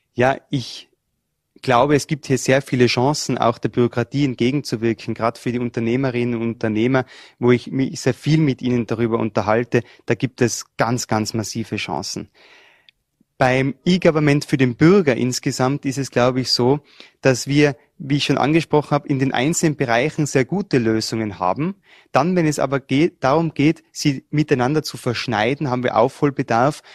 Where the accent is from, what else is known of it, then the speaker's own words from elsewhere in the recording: Tyrol, Austria; Ich komme aus Tirol und die Tiroler und die Vorarlberger sind sich ja bei der Mentalität nicht so fern